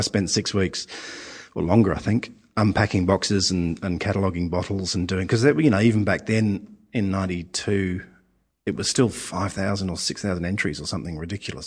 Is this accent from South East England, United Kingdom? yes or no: no; London, United Kingdom; now in Australia; I was living in, in, in growing up in London